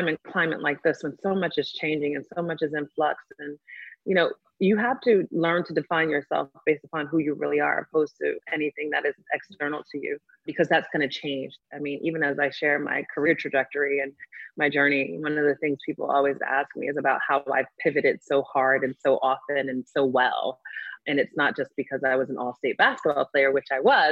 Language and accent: English; the Oranges, New Jersey, United States; also born or lived in Newark, New Jersey; I was born in Newark, New Jersey, raised in the Oranges